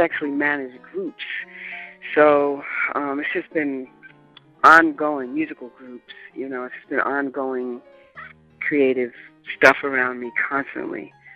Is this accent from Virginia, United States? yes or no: no; New York City, New York, United States; I am a New Yorker, born and raised.